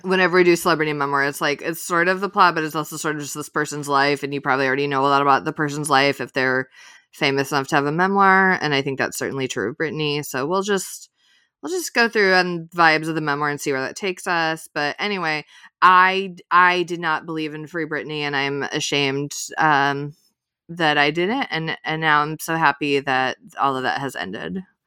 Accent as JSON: {"language": "English", "region": "Illinois", "country": "United States", "moved": "yes", "said": "I'm from Illinois. I pretty often go back to Chicago."}